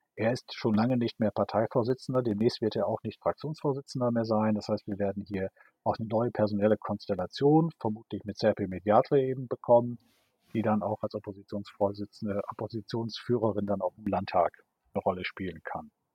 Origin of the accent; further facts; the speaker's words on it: Friesoythe, Lower Saxony, Germany; moved away as an adult; also born or lived in Münster; now in Schleswig-Holstein, Germany; in meiner Heimatstadt Frieseute in Niedersachsen